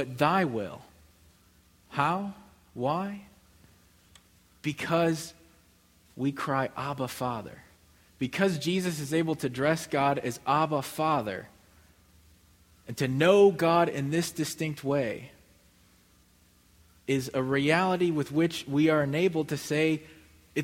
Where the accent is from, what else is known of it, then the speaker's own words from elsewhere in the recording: Midwest, United States; moved away as an adult; now in Mississippi, United States; I would call Midwesterner.